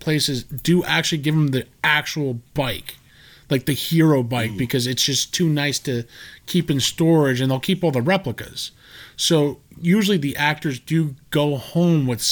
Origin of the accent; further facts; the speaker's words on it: New Jersey, United States; growing up in Jersey